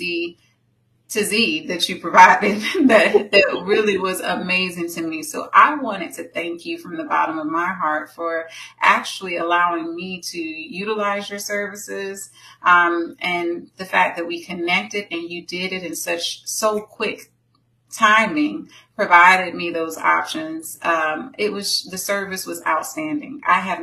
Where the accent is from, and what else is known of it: Tampa, Florida, United States; born or raised there